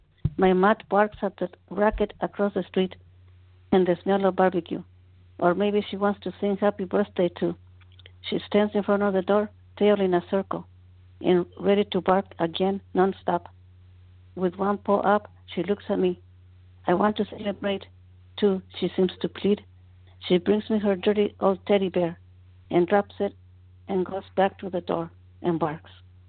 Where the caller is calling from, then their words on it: Oxnard, California, United States; I'm calling from Oxnard, California.